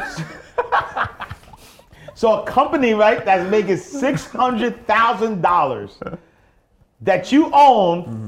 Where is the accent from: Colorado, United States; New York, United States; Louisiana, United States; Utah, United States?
New York, United States; New York City; I'm from the projects though, right? I grew up in the St. Nicholas houses